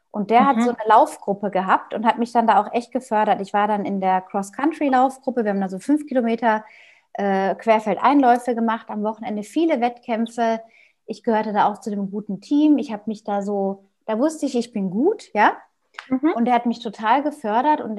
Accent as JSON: {"language": "German", "region": "North Rhine-Westphalia", "country": "Germany", "tie": "born or raised there", "said": "ich bin in Westfalen aufgewachsen, in einem kleinen Dorf außerhalb von einer größeren Stadt auf dem Land mit Bauernhöfen drumherum"}